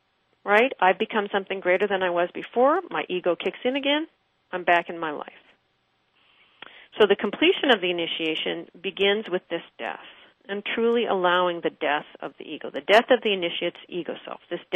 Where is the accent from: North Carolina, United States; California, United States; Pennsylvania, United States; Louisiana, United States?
Pennsylvania, United States; Pittsburgh; I was a kid from Pittsburgh, Pennsylvania, and I didn't know a thing about ships or fishing.